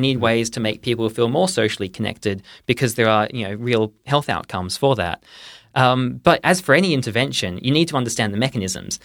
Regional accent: Perth, Western Australia, Australia; moved away as an adult; now in Oxford, United Kingdom; I am originally from Perth

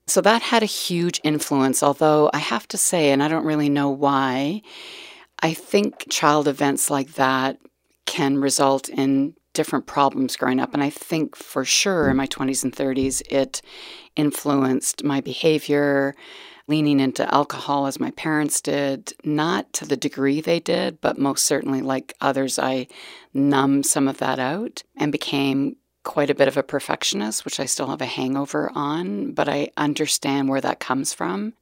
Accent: Calgary, Alberta, Canada; I was born in Calgary, Alberta, back in nineteen sixty-two.

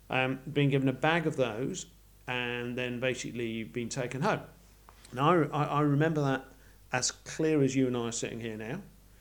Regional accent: Yorkshire and the Humber, United Kingdom; moved away as an adult; now in Australia; I grew up in Yorkshire, and both my grandparents lived in Bradford

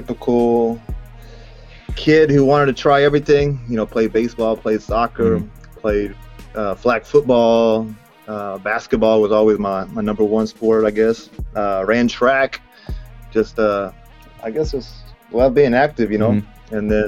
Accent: Lubbock, Texas, United States; moved away as an adult; now in Japan; I'm from Lubbock, from West Texas, the flattest place on earth

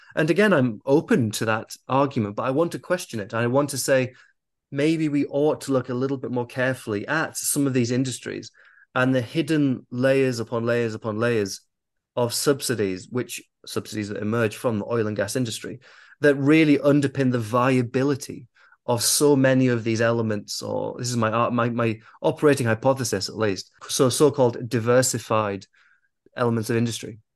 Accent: United Kingdom; I am raised in the West. I am I'm British

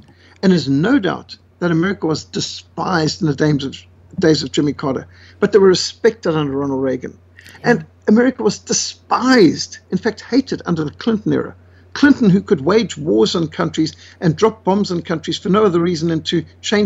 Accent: Zimbabwe; moved away; I was brought up in Rhodesia

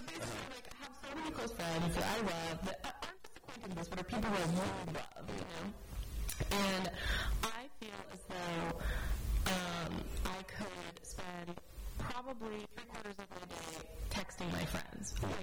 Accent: Australia; I'm Australian

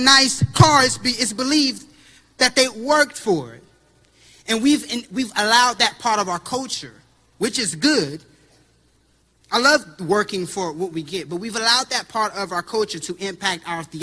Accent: Terre Haute, Indiana, United States; I come from Terre Haute, single mothers. I had a single mom, and only my mom was in the house

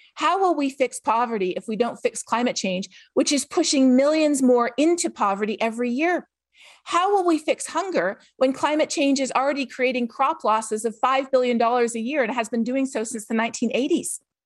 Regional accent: Canada; I'm from Canada.

